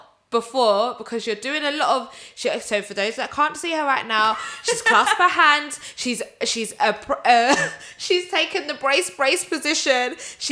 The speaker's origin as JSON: {"language": "English", "country": "United Kingdom", "said": "as British people"}